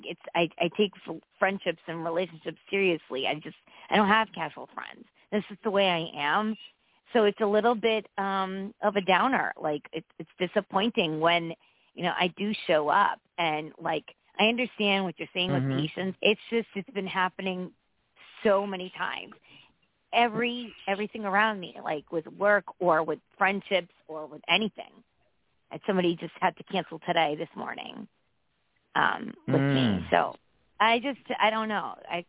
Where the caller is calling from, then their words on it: Connecticut, United States; from Connecticut.